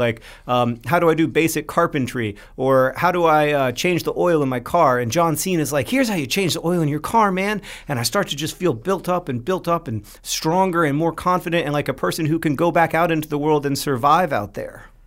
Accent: Orlando, Florida, United States; Hank and I grew up in Orlando

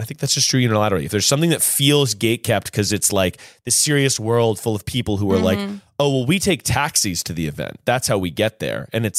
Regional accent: North Carolina, United States; moved away; we're two boys from North Carolina.

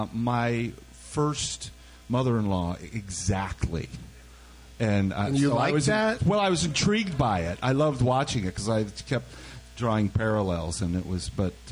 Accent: Missouri, United States; I'm from Missouri, you know.

